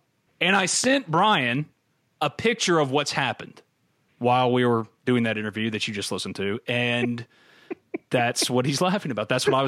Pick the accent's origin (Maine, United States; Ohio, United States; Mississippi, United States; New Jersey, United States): Mississippi, United States; New Albany; B&A's main office and 2 branch offices are located in New Albany, my hometown